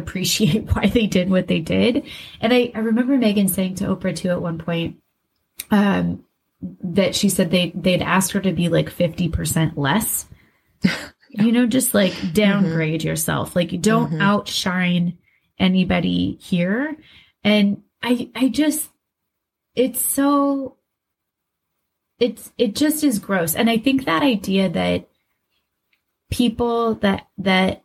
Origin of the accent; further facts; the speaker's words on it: West Des Moines, Iowa, United States; growing up in West Des Moines, Iowa, you and I both worked at Hy-Vee